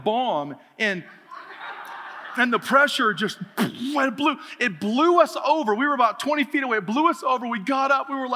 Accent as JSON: {"language": "English", "region": "Oregon", "country": "United States", "tie": "born or raised there", "said": "I grew up in Oregon where there's lots of water"}